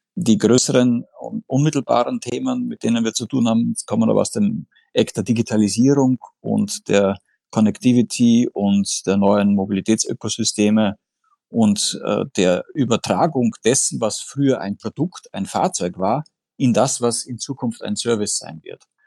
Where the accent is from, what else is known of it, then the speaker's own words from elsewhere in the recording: Austria; accent: Austrian; ich bin Österreicher, wie man in meiner Aussprache durchaus äh, äh, hören kann